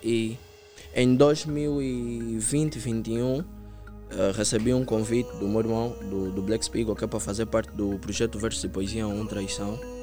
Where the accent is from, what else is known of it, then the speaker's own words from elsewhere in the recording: Palanca and Camama, Luanda Province, Angola; Eu venho do Palanca, frente a Shoprite, e também do Camama.